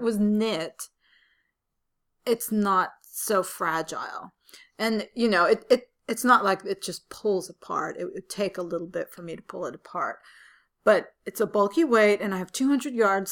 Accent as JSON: {"language": "English", "town": "San Francisco", "region": "California", "country": "United States", "tie": "born or raised there", "said": "I was born and raised in San Francisco"}